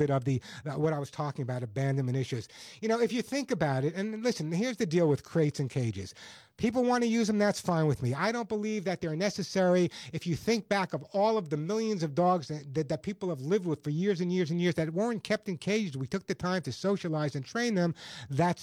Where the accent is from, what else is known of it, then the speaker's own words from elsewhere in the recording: Oceanside, New York, United States; I grew up in a town called Oceanside